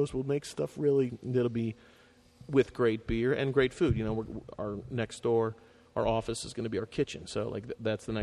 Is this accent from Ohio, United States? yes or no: yes; Cleveland, Ohio, United States; now in Cincinnati, United States; I'm from Cleveland.